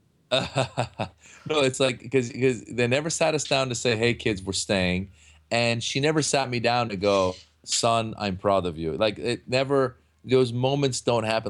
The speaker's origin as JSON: {"language": "English", "region": "Northern California", "country": "United States", "tie": "born or raised there", "also_born_or_lived": "Iran", "moved": "as an adult", "lives_now": "Los Angeles, United States", "said": "growing up in Northern California, where there really weren't that many Iranians"}